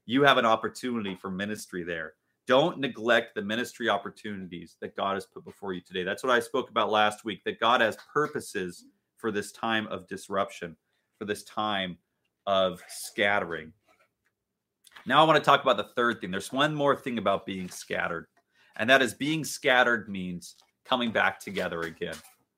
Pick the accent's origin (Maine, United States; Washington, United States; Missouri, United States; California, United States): Washington, United States; Richmond Beach; I grew up in Richmond Beach, which is a suburb of Shoreline, Washington, which is a suburb of Seattle, basically, just north of Seattle, Washington. And the house that I grew up in, I loved that house.